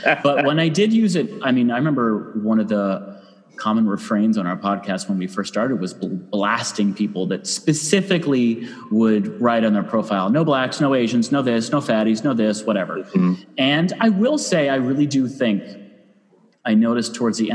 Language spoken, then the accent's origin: English; Ann Arbor, Michigan, United States; the comedy club in my hometown, down the Ann Arbor Comedy